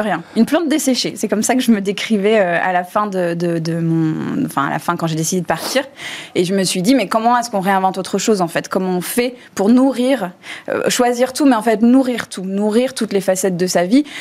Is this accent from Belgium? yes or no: no; United States; now in France; j'ai grandi aux États-Unis